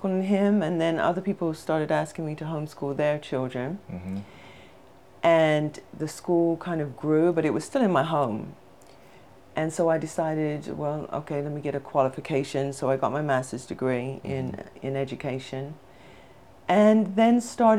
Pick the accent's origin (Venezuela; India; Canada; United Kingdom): United Kingdom; England; moved away; I'm from England, so in England we start school at 3 sometimes, so I started school at 3 years old